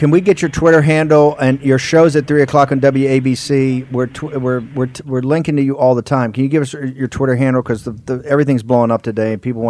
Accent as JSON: {"language": "English", "town": "Norfolk", "region": "Virginia", "country": "United States", "tie": "born or raised there", "said": "Naval Base in Norfolk, my hometown"}